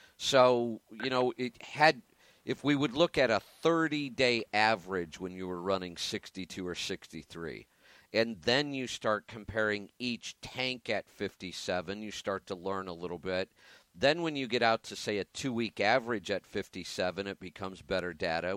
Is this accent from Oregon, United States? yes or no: yes; Oregon, United States; my home state of Oregon